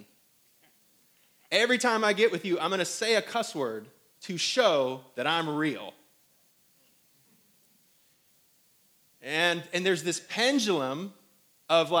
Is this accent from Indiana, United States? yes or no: yes; South Bend, Indiana, United States; now in Greenville, United States; I'm from up north. Some of you guys are from up north. And I'm from South Bend, Mishawaka.